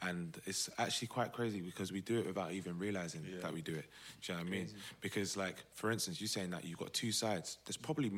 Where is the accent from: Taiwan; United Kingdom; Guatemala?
United Kingdom; London; right, I'm from Southeast.